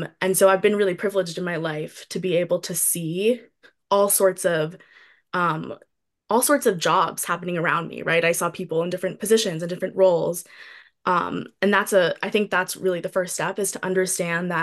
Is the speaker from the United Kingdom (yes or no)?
no; New York City, New York, United States; I grew up in a city, I grew up in New York City